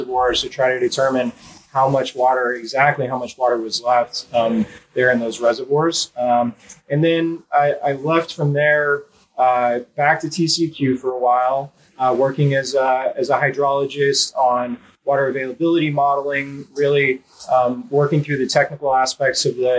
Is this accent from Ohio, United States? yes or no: no; Texas, United States; moved away as an adult; also born or lived in Northern California; I grew up here in Texas.